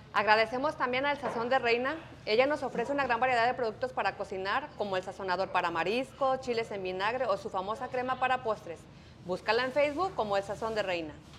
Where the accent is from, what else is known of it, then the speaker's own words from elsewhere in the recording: Jalisco, Mexico; now in Indianapolis, United States; yo soy de Jalisco